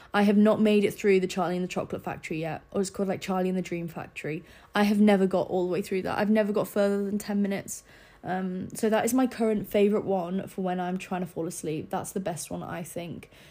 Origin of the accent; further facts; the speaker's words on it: Scarborough, Yorkshire and the Humber, United Kingdom; moved away; I didn't have a massive friendship group in Scarborough. Like, I didn't really know many people in my hometown